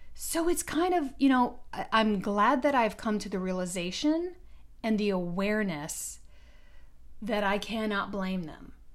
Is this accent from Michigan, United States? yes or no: yes; Detroit, Michigan, United States; growing up in Detroit, my childhood was uneventful